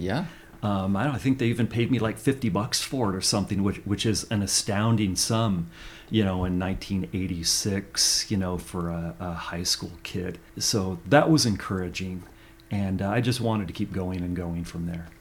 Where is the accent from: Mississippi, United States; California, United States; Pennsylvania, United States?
California, United States; Central Valley of; I grew up in the Central Valley of California